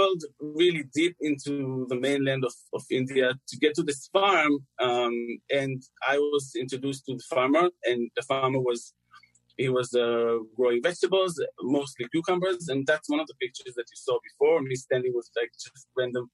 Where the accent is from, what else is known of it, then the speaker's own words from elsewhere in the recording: Israel; I'm from Israel